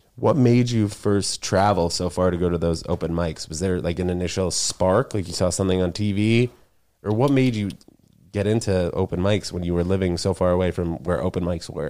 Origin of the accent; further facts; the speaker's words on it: New York, United States; also born or lived in Connecticut; I'm from New York